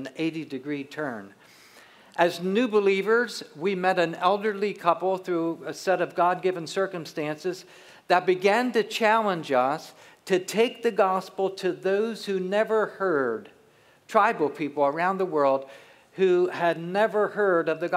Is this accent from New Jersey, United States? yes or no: yes; southern New Jersey, United States; moved away; We grew up in southern New Jersey, so we're from the East Coast.